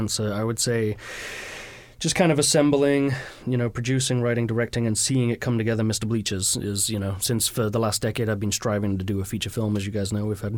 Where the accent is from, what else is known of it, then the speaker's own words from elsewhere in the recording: Leeds, Yorkshire and the Humber, United Kingdom; now in Seattle, United States; Leeds, which is where I was from, or am from